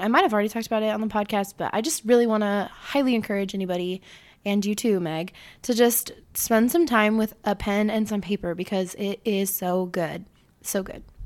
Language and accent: English; Illinois, United States; I was born in Illinois